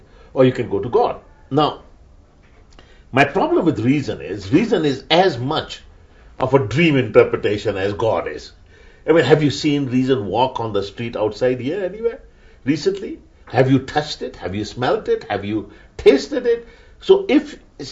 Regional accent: Pakistan; first language Urdu; English is a second language; I come from Pakistan, from an Urdu speaking home. We both learnt English

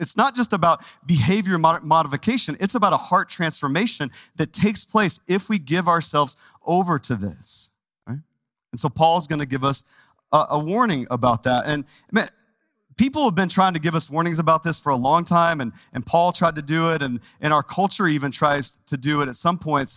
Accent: Texas, United States; now in Phoenix, United States; I'm from Texas, and so you got to say it like with a Texas accent

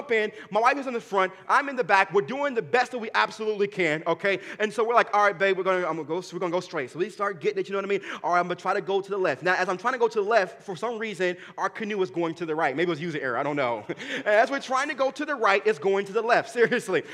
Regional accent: Dayton, Ohio, United States; where I was born and raised at in Dayton, Ohio

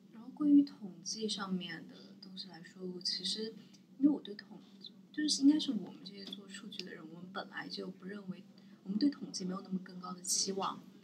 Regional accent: Sichuan, China; 因为我是四川人

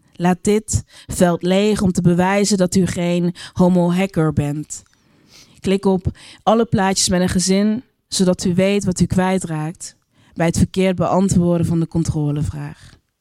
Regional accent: Geleen, Limburg, Netherlands; moved away; also born or lived in Brabant / Utrecht; ik ben daar heel erg fijn, eh, fijn opgegroeid

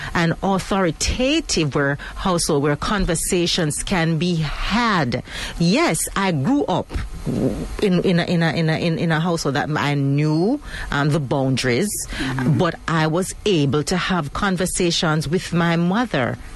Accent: Jamaica; as Jamaican um, women

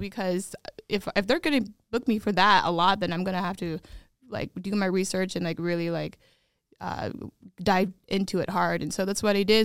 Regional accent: Des Moines, Iowa, United States; born or raised there; moved away

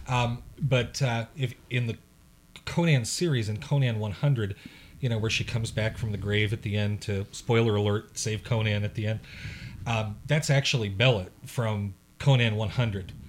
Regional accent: Chicago, Illinois, United States; I'm from the Chicago area

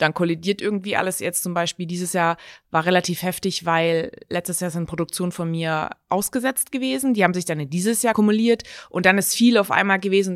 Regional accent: Stuttgart, Baden-Württemberg, Germany; moved away as an adult; also born or lived in Hamburg; now in Mainz, Germany; ich komme aus Stuttgart

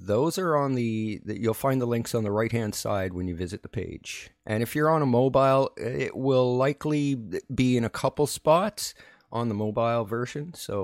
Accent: Saskatchewan, Canada; moved away; I'm Canadian. I don't know that stuff. And I'm from Saskatchewan originally

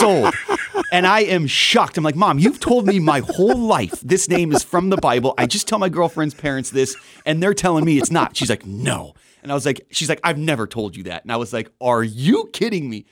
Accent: Southern California, United States; also born or lived in Wisconsin Rapids, Wisconsin / Wausau, Wisconsin / Arizona; now in Wisconsin, United States; I was born in Rapids, uh, and then we moved to California when I was five, so I grew up in Southern California

